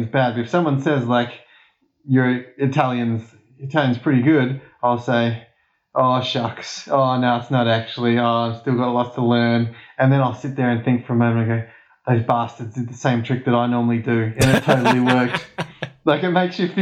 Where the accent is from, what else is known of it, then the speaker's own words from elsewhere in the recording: Australia; of course we don't speak Spanish. Like, we're Australian.